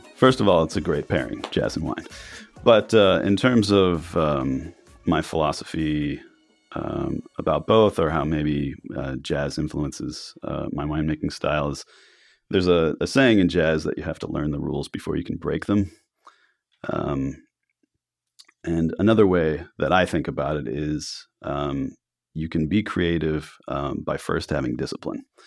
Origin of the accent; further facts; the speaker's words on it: Miami, Florida, United States; also born or lived in New York / Italy / France; now in Oregon, United States; I grew up in Miami, um, and I'd lived in New York